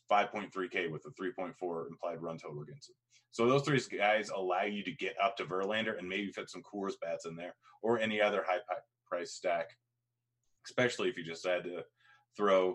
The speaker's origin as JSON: {"language": "English", "region": "Washington", "country": "United States", "accent": "Washington State", "said": "my accent, which is a Washington State accent"}